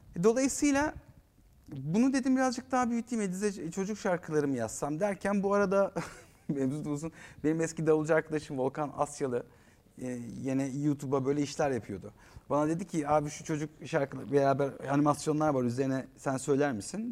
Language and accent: Turkish; Eskişehir, Turkey; moved away; also born or lived in Ankara; Eskişehirliyim ben. Evimizin karşısı daydı stadyum